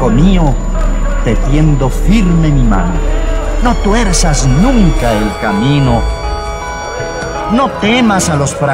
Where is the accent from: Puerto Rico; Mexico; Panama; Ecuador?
Panama; born there; Mira, yo soy de padre cubano. Mamá guatemalteca. Y para acabar de rematarla, nací en Panamá.